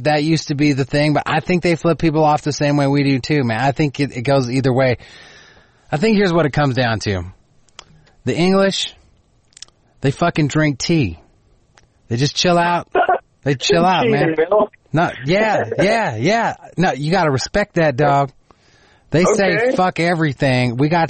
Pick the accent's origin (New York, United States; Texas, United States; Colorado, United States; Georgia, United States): Texas, United States; accent: Texan; southern drawl; I get more Texan with alcohol.